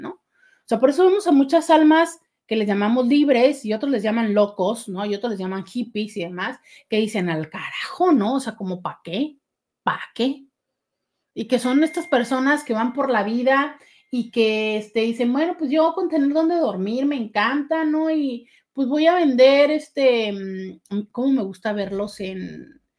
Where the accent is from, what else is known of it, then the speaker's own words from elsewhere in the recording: Mexicali, Baja California, Mexico; born there; also born or lived in Tijuana; vivimos en algunas ciudades antes de llegar a la ciudad de Tijuana, aunque yo nací en Mexicali.